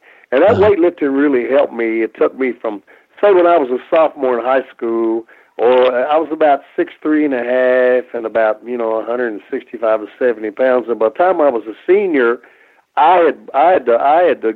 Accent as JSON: {"language": "English", "region": "Kentucky", "country": "United States", "tie": "born or raised there", "said": "I'm from Kentucky"}